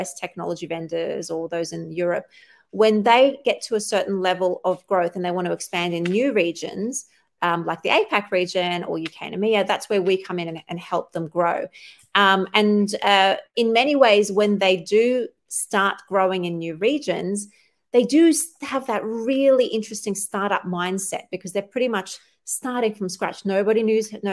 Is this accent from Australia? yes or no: yes; Sydney, New South Wales, Australia; I grew up in Australia all my life